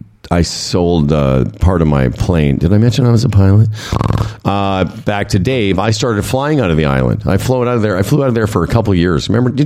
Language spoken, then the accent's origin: English; Moose Jaw, Saskatchewan, Canada; I come from Moose Jaw, Saskatchewan